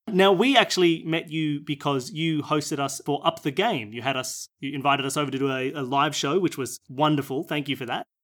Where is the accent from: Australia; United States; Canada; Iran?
Australia; I'm from Australia